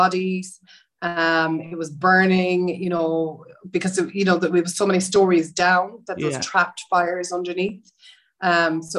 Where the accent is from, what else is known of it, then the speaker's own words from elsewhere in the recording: Roscommon, Connacht, Ireland; moved away as an adult; also born or lived in New York; now in Galway, Ireland; I'm from Roscommon originally, yeah. But living in Galway